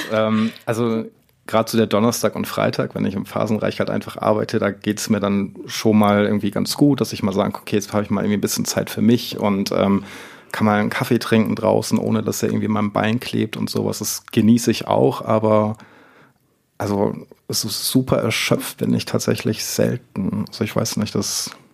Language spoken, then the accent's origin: German; Northern Germany, Germany; moved away; ich komme gebürtig aus Norddeutschland